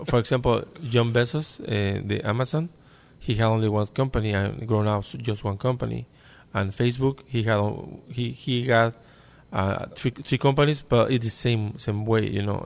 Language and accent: English; Mexico; English is a second language; now in United States; I come from Mexico.